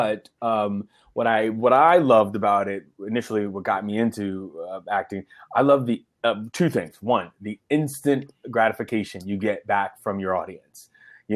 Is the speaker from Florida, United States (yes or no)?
yes; Miami, Florida, United States; also born or lived in Chicago, Illinois; I'm from Miami, Florida, because that's where I did all my schooling, but my parents and, they're from Chicago